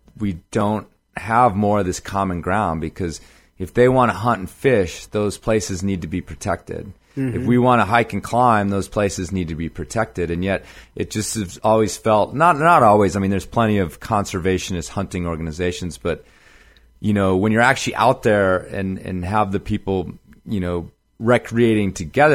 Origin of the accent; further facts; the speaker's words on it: Chicago, Illinois, United States; a lot of my family, I grew up in Chicago, but actually a lot of my family's in northern Wisconsin